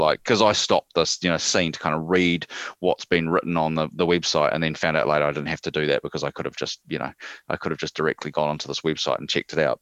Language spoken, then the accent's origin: English; New Zealand; we're part of Australia, apparently